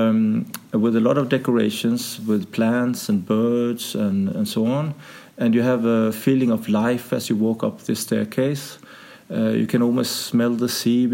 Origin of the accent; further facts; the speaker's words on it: Sweden; moved away as an adult; now in Denmark; So I grew up in Sweden.